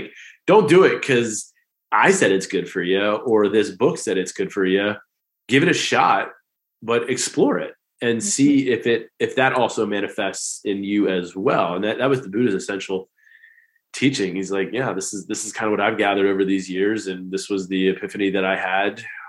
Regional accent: East Coast, United States; Yes, but for my fellow people, we can't forget over, because I grew up on the East Coast, we can't forget the flyover states, the Midwest.

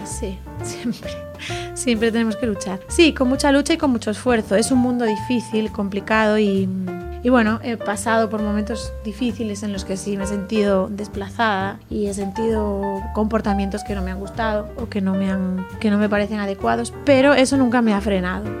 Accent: Galicia, Spain; una gallega toque flamenco

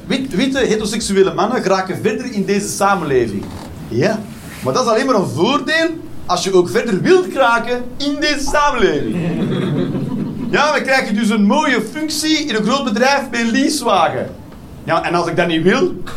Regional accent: Westmalle, Flanders, Belgium; now in Netherlands; Ik, ik kom zelf van Westmalle. Daar ben ik opgegroeid

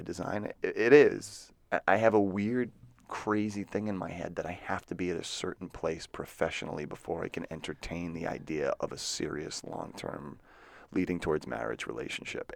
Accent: Marshfield, Massachusetts, United States; moved away; The O two oh five oh, specifically the O two oh four one Green Harbor, where I grew up

